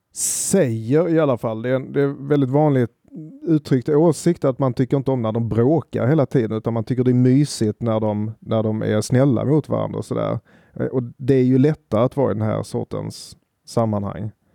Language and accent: Swedish; Sweden; oss som svenskar